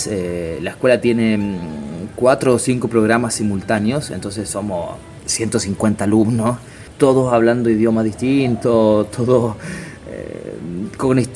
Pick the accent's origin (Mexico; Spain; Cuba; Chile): Chile; moved away as an adult; also born or lived in Buenos Aires, Argentina / Rio de Janeiro, Brazil; now in Italy; llevo casi nueve años fuera de Chile. Eh, creo que mi acento ya no es 100% chileno.